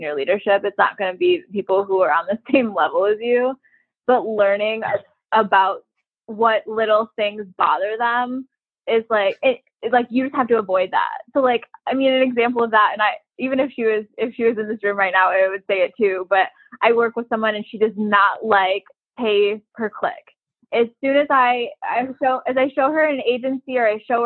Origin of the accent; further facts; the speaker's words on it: Michigan, United States; moved away as an adult; also born or lived in North Carolina / Kansas City, Missouri; now in Miami, United States; I grew up in Michigan